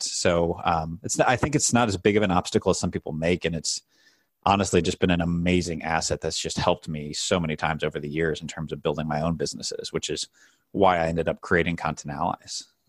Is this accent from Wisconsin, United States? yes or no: no; St. Louis, Missouri, United States; I grew up in Saint Louis, uh, Missouri